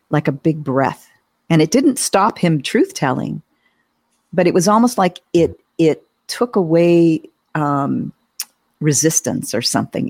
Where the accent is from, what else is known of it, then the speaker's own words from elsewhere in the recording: Southern California, United States; I grew up in Southern California, going to Disneyland every year